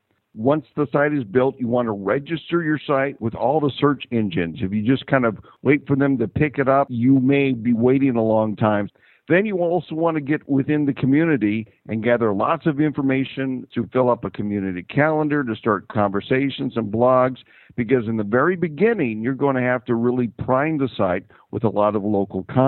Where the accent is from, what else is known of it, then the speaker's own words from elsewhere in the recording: Fort Dodge, Iowa, United States; I'm originally from Fort Dodge, and what I've done recently in the last couple of years is I've designed a website for my hometown of Fort Dodge, Iowa